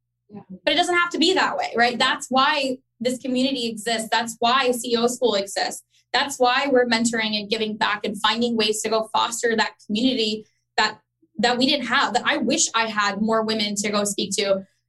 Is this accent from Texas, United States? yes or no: yes; Dallas, Texas, United States; also born or lived in Chicago, United States / Karachi, Pakistan / Orlando, United States; I was born in Chicago. Sal was raised in, he was born in Dallas, and we grew up in Dallas, but we lived in Karachi.